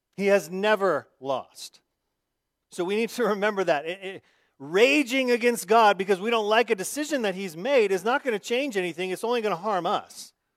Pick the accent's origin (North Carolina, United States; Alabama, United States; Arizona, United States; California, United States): Arizona, United States; growing up in Arizona